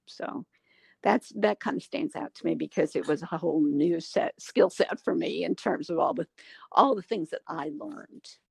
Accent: Wichita Falls, Texas, United States; also born or lived in Austin, Texas / Rio Grande Valley, Texas / South Carolina; I'm born and bred Texan. In fact, I, I was born in Wichita Falls

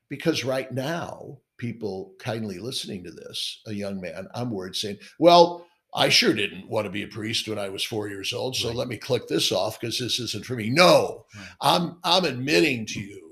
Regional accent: St. Louis, Missouri, United States; now in New York, United States; a section of St. Louis. It's my hometown called Dogtown

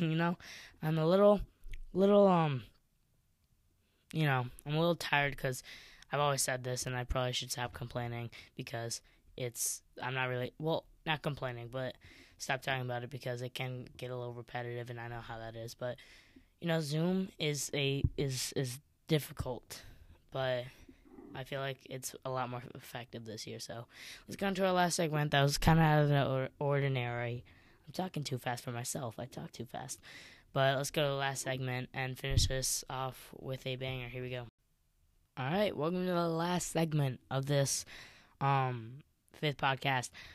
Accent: Chicago, Illinois, United States; growing up in Chicago

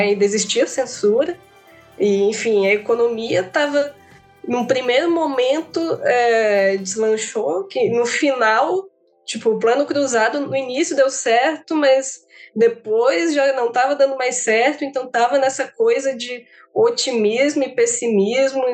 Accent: Maceió, Alagoas, Brazil; eu sou de Maceió

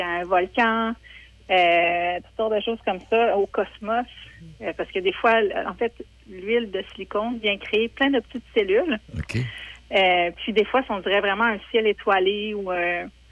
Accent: Saint-Raymond, Quebec, Canada; je viens de Saint-Raymond.

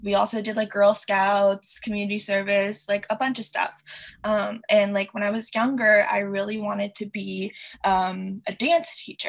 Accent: Hong Kong; moved away as an adult; also born or lived in Connecticut, United States; now in New York, United States; I was born in Connecticut, and then when I was 10, we moved to Hong Kong. So that's the summer between like fourth and fifth grade. And when I was 18, I moved to New York to study theater.

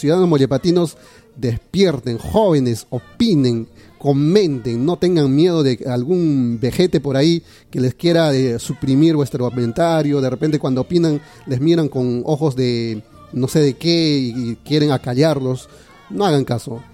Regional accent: Peru; nosotros le respondimos, como peruanos

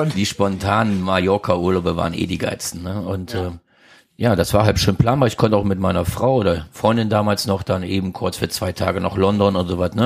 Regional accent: Krefeld, North Rhine-Westphalia, Germany; also born or lived in St. Tönis; Ich bin groß geworden in Krefeld

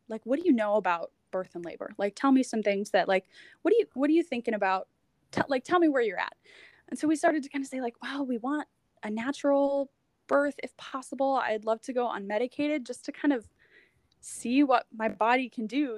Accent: United States; moved away as an adult; now in Halifax, Canada; I'm an American. I'd only been in Canada for about two years at that point. I moved to Canada

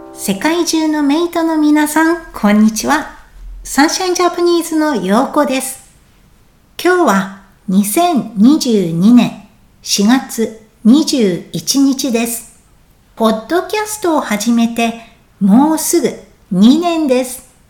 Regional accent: Japan; moved away; 私も今年は日本に帰りたいなぁと思っています

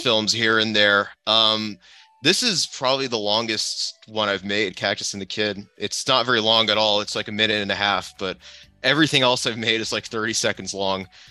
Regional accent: San Diego, California, United States; also born or lived in Los Angeles; I grew up in San Diego for most of my life

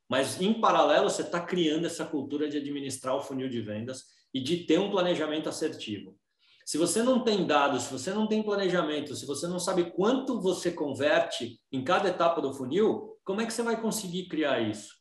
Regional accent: Brazil; A minha angústia hoje como brasileiro

